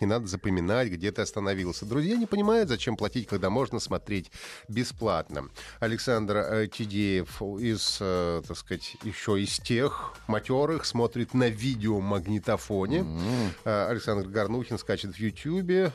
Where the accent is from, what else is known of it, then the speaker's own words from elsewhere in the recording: Urals, Russia; Их детство прошло на Урале, как у нас с Павлом